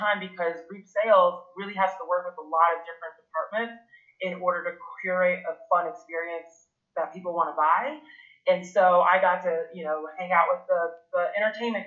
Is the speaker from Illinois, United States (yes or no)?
no; rural North Carolina, United States; also born or lived in France; I was born in France originally, and I came to the United States when I was about 4 or 5. And being a kid that grew up in rural North Carolina under African French parents